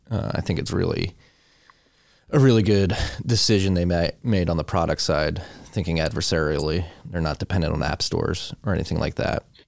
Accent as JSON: {"language": "English", "country": "United States", "said": "as an American"}